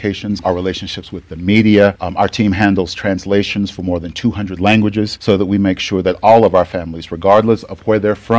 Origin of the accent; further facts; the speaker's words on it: North Carolina, United States; moved away as an adult; also born or lived in Charlotte, North Carolina; now in Denver, United States; I'm from North Carolina